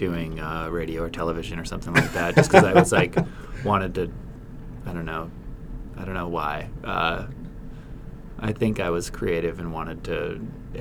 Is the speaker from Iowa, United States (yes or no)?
no; Forks, Washington, United States; now in Portland, United States; I'm from Forks, Washington